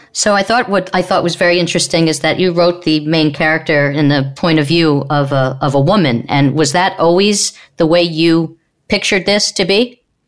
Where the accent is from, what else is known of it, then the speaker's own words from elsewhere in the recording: Long Island, New York, United States; also born or lived in Queens / Manhattan; I grew up in Long Island with a lot of rough crowd